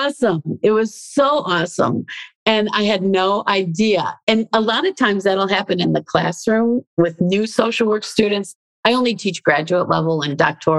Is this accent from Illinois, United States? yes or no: yes; Chicago, Illinois, United States; moved away as an adult; also born or lived in Australia; I grew up in Chicago in an urban setting